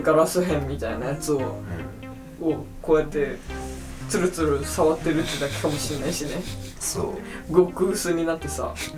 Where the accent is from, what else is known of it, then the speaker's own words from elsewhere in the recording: Matsuyama, Ehime, Japan; でもうち、松山でも使うよ、だ、みんな。